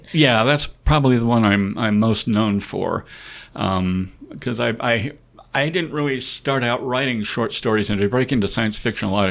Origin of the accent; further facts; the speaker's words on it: Wyoming, United States; they're not going to want to hear from me. I'm from Wyoming, you know.